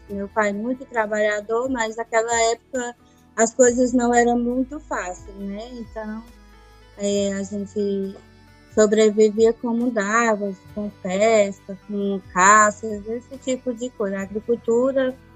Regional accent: Ubajara, Ceará, Brazil; now in Pires Ferreira, Brazil; É de Ubajara, natural de Ubajara.

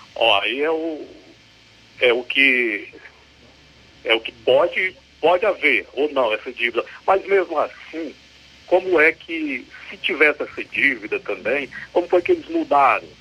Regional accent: Ararendá, Ceará, Brazil; also born or lived in Novo Oriente / Crateús; Eu, eu sou daqui, sou, sou filho, sou filho de Ararendá. Só não, só não nasci aqui, porque eu, eu vim para cá com, com 7, 5 anos, sou natural de Novo Oriente

